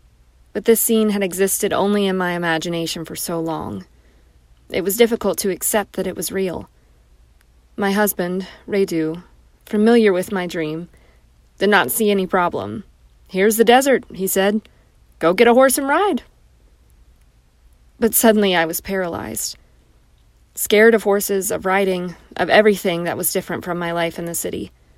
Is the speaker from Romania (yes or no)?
yes; Bucharest, Romania; English is a second language; I grew up in Bucharest, Romania, a city girl in a communist nation, where horses could be seen and touched only at the zoo.